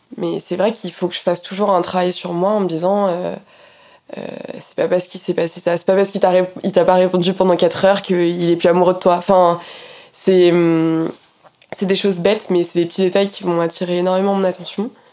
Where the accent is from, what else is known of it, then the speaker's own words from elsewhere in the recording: Poissy, Île-de-France, France; moi j'ai grandi en Île-de-France, à Poissy